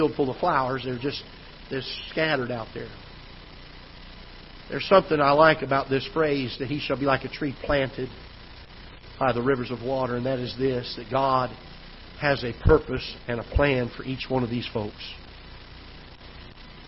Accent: South Florida, United States; now in Festus, United States; When I was a kid growing up in Florida, South Florida, back then, years ago

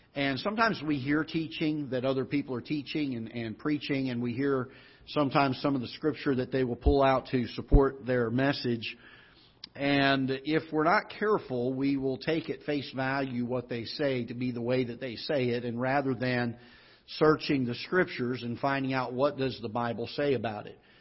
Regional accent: Florida, United States; accent: Southern twang; now in Festus, United States; I grew up in the South, in Florida

